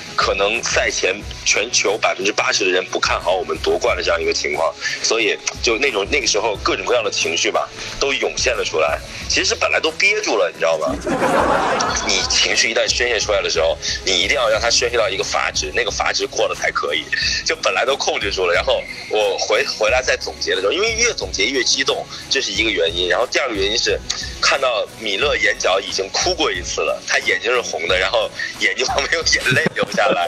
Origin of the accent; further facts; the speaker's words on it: China; 我们中国人更加的擅长于这样的一些东西